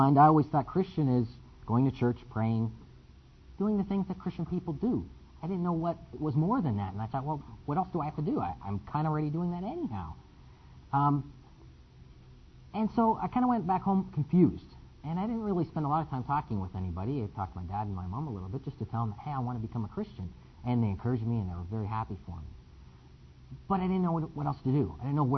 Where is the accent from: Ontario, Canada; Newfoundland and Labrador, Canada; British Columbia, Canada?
Ontario, Canada; Windsor; I'm from Windsor, Canada.